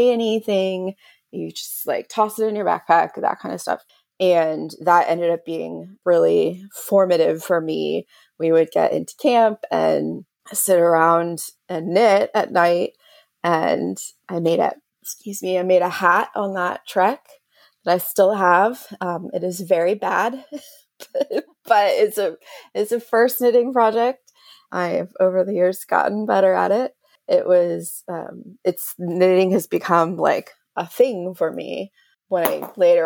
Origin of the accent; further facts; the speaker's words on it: Houston, Texas, United States; I'm from Houston, Texas